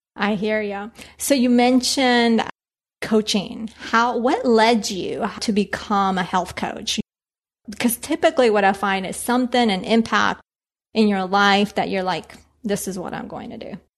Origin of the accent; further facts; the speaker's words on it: Bogota, Bogotá Capital District, Colombia; now in Washington, D.C. area, United States; I was born in Colombia, in Bogota